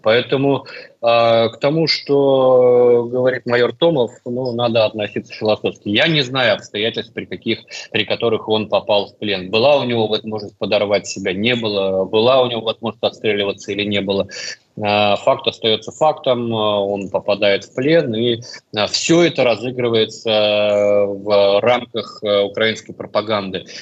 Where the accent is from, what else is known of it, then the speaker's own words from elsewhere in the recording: Russia; я из России